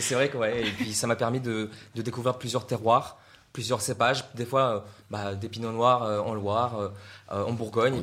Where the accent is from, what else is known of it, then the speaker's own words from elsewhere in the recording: Russia; now in France; j'ai appris ça en fait en Russie parce que je viens de Russie